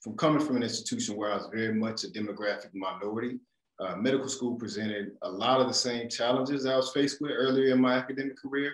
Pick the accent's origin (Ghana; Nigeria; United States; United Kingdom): United States; Raleigh, North Carolina; moved away as an adult; I'm from Raleigh, North Carolina, born and raised in North Carolina.